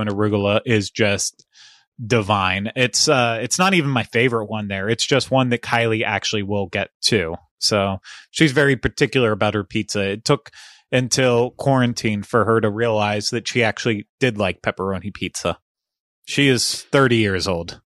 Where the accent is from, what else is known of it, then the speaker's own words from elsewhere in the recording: Cincinnati, Ohio, United States; one of my hometown restaurants at Skyline Chili in the, in the Cincinnati, greater Cincinnati area